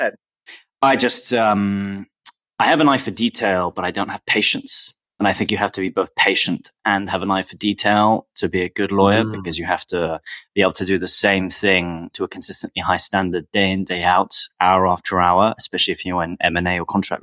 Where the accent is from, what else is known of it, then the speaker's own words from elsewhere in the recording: London, United Kingdom; also born or lived in Paris / Russia; I'm from London. I was born in London. I've lived here with the exception of a couple of years in Paris and actually in Russia